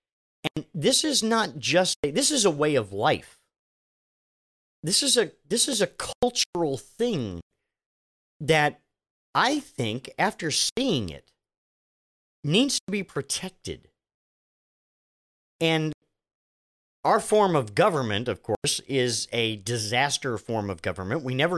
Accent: Machias, Maine, United States; When I was a kid living in, again, Machias, Maine, my hometown, was a way station between duty assignments for my father.

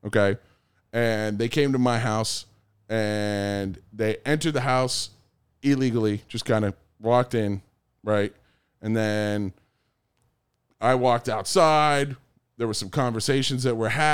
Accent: United States; I'm American

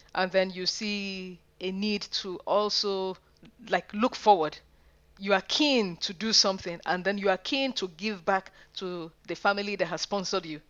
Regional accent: Nigeria; moved away as an adult; now in Manchester, United Kingdom; I'm a Nigerian. and I went to school, secondary school in Nigeria

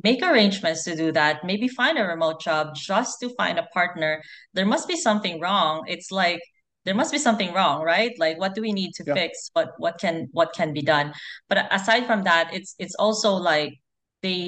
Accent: Philippines; I'm Filipina. I grew up in the Philippines

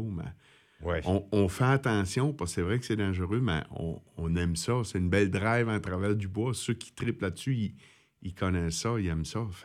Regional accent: Miguasha, Quebec, Canada; now in Montreal, Canada; mon, pied à terre est chez nous, à Miguacha. C'est là que mon cœur, ma famille, euh, mon fils, ma mère, tu sais

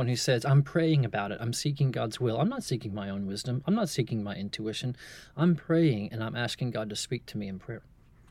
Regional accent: Texas, United States; I'm from East Texas, where the town in Texas is called San Augustine.

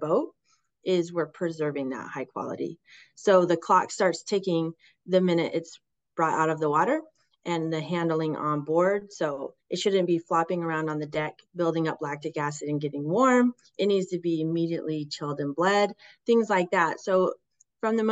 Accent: West Coast, United States; growing up on the West Coast as fishermen

